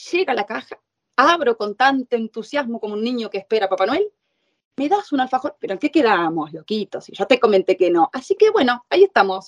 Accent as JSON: {"language": "Spanish", "country": "Argentina", "moved": "as an adult", "lives_now": "Italy"}